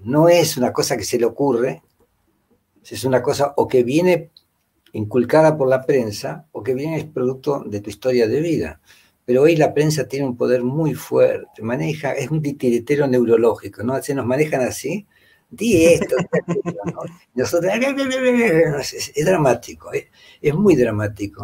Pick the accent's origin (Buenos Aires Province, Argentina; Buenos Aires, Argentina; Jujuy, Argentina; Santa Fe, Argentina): Santa Fe, Argentina; Rosario; moved away as an adult; also born or lived in Spain / Italy / France; now in Peru; nací en Rosario, viví en Rosario muchos años, 30 años por lo menos.